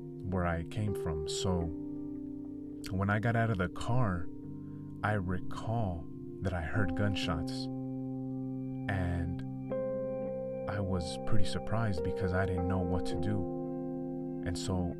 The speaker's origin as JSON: {"language": "English", "region": "California", "country": "United States", "said": "I'm from California"}